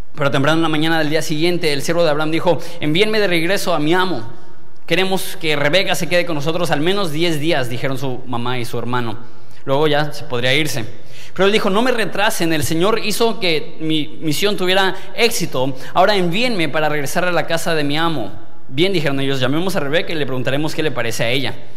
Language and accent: Spanish; Mexico; yo soy mexicano